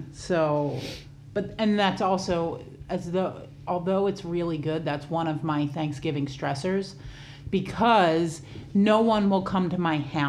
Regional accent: New Jersey, United States; accent: Jersey; I'm from New Jersey.

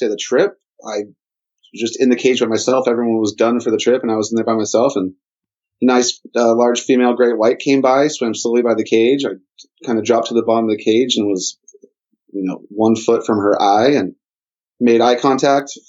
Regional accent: Newport Beach, California, United States; I was born and raised in Newport Beach

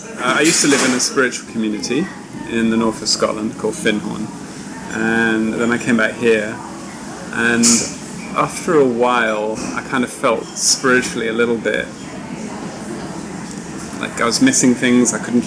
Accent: Hong Kong; born there; also born or lived in United Kingdom; And I was born in Hong Kong, and I came to live here again as an adult, just before the handover.

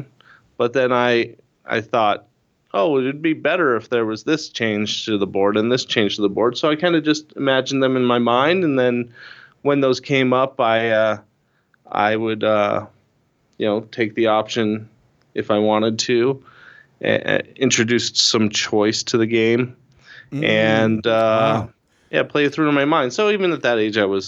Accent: Tucson, Arizona, United States; also born or lived in Flagstaff, Arizona; I grew up in Tucson, Arizona

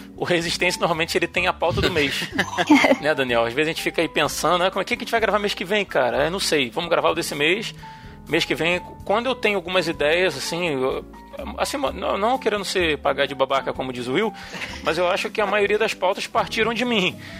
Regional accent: Rio de Janeiro, Brazil; accent: carioca (Rio); o nosso sotaque do Rio

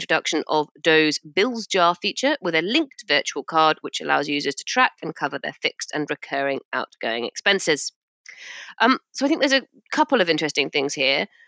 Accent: United Kingdom; I'm British

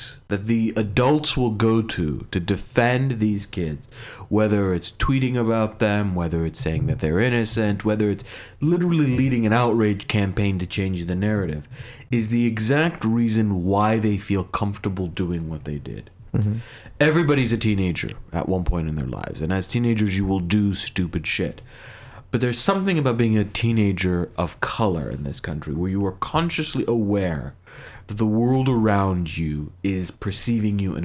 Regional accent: Fairfax, Virginia, United States; I was born in Fairfax, Virginia.

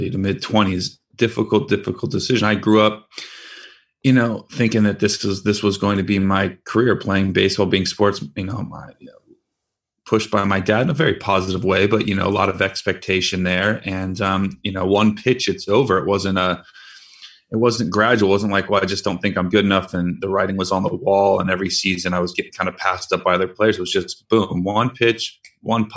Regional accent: San Francisco Bay Area, California, United States; I'm from San Francisco Bay Area

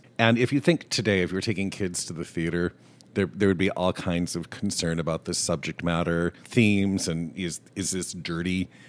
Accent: DeKalb, Illinois, United States; I grew up in DeKalb, Illinois

